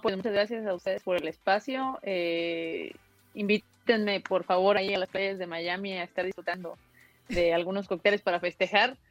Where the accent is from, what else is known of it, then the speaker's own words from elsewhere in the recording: Mexico; also born or lived in Guadalajara, Jalisco; es aquí, es en mi país, es en mi tierra